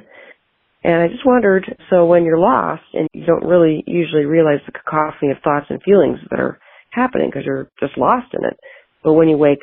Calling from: Montana, United States; I'm calling from Montana.

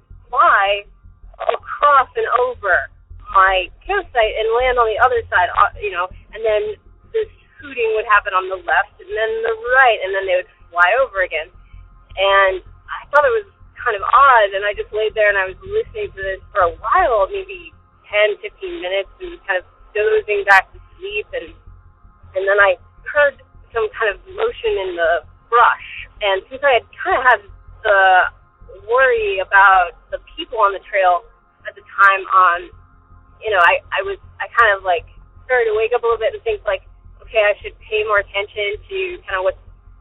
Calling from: Arizona, United States; I'm calling from Arizona

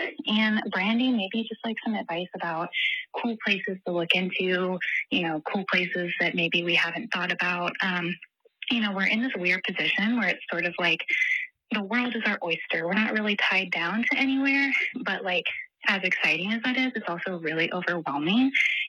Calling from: Texas, United States; I am calling from Texas, where I currently live with my husband. We actually live with my parents

